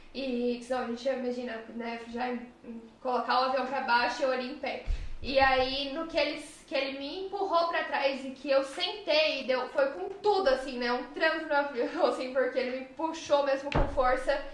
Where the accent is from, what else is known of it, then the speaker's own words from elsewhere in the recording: Brazil; moved away; also born or lived in United States; nós como brasileiros